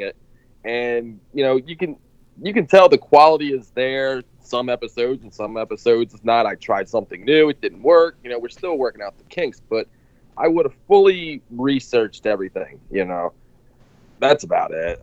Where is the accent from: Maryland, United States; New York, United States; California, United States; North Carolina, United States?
Maryland, United States; Baltimore; I'm nobody from Baltimore